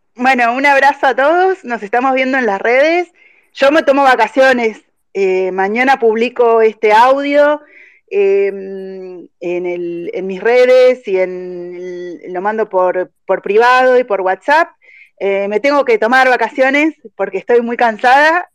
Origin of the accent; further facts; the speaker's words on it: Argentina; somos argentinos y, no tenemos que renunciar a nuestro país